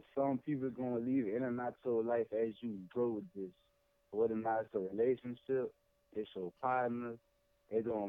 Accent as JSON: {"language": "English", "town": "Lafayette", "region": "Louisiana", "country": "United States", "said": "I'm from Lafayette, Louisiana"}